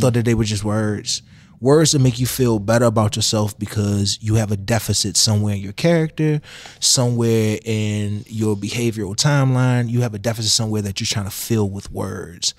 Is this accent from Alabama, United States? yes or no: no; Washington, District of Columbia, United States; I grew up in the projects of D C